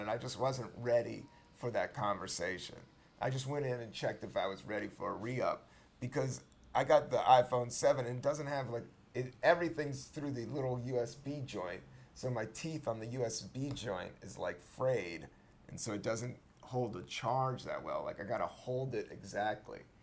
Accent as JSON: {"language": "English", "region": "Virginia", "country": "United States", "said": "I'm from Virginia"}